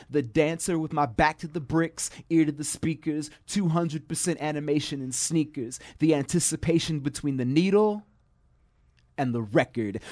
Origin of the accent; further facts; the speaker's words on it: Chicago, Illinois, United States; now in Humboldt County, United States; I come rough hewn from South Side Chicago streets and urban sprawl.